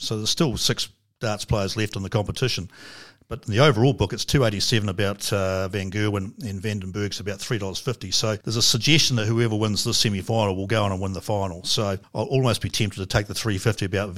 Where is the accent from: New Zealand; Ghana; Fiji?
New Zealand; as a Kiwi